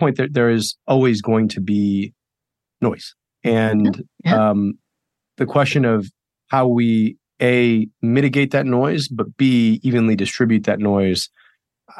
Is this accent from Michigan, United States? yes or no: yes; Michigan, United States; I'm from Michigan